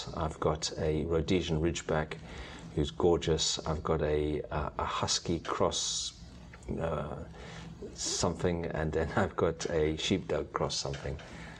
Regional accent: United Kingdom; Probably tea. {S4} Tea? {S0} I'm British.

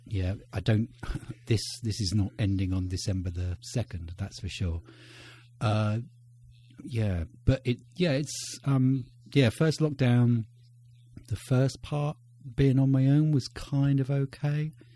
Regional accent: United Kingdom; I'm British

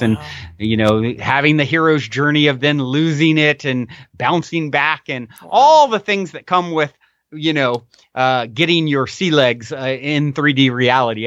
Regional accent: Virginia, United States; moved away as an adult; also born or lived in Tennessee; now in Costa Mesa, United States; I was born and raised in Virginia

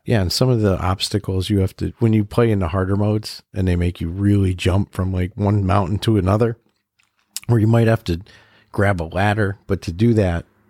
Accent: New England, United States; we're from New England, so we only have legit like one real mountain

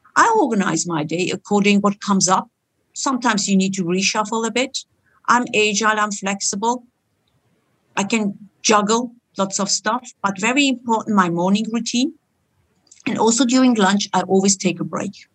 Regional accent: Germany; moved away as an adult; also born or lived in Istanbul, Turkey; now in Switzerland; My origin is Turkish, and I grew up in Germany, like any other Turkish person

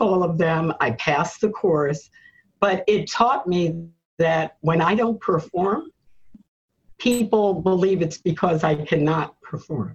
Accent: New York City, New York, United States; a Black woman born in Harlem, growing up in America

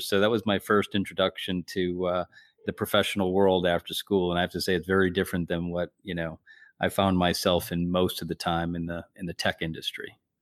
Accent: Whitman, Massachusetts, United States; I grew up in the South Shore in a little town called Whitman.

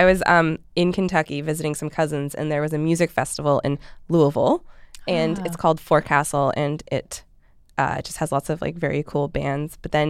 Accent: Canada; I'm from Canada

